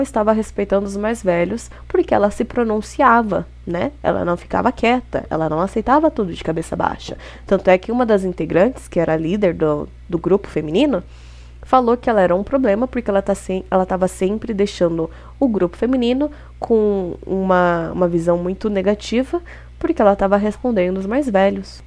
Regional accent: Brazil; a gente, sendo brazuca

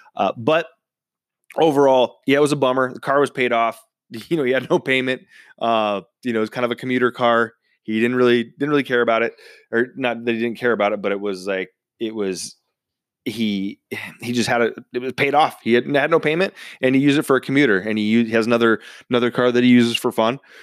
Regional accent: United States; I was born and raised in Washington

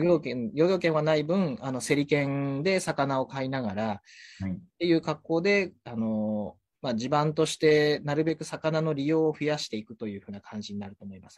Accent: Atami, Shizuoka, Japan; born or raised there; also born or lived in Tokyo

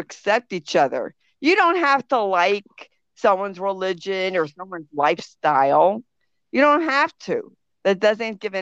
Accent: United States; I was born in America

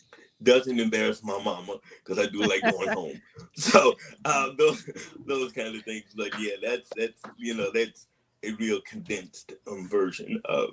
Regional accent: St. Louis, Missouri, United States; moved away; also born or lived in New York / Massachusetts; But I'm going to say that I am originally from St. Louis, Missouri.

